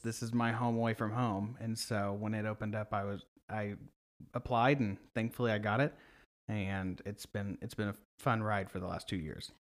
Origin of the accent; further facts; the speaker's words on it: Sand Springs, Oklahoma, United States; moved away as an adult; now in Oklahoma City, United States; I'm from Sand Springs.